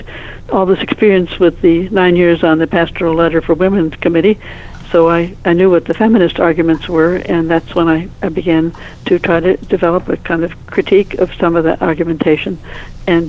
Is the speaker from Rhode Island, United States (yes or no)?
no; Toledo, Ohio, United States; moved away; also born or lived in Mobile, Alabama; I grew up in Toledo, Ohio